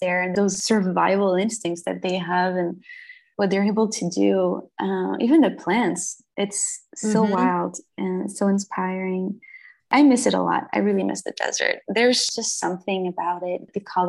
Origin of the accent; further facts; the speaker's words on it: Brittany, France; English is a second language; moved away as an adult; also born or lived in Paris / Berlin / Joshua Tree; now in United States; I was born in Brittany, France. That's in the northwest of France. So I come from a very I grew up in a medieval town